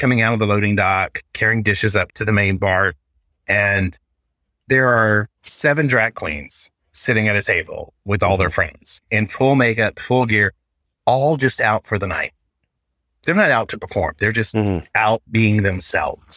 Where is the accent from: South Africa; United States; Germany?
United States; Arkansas; now in Seattle, United States; I love my home state, but I will never live there again